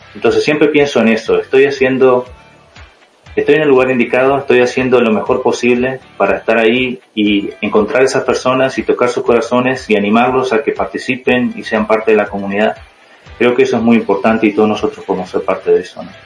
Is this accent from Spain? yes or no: no; Uruguay; moved away as an adult; also born or lived in Utah, United States; now in United States; soy de Uruguay, ah, tengo 33 años, estoy estudiando aquí en Estados Unidos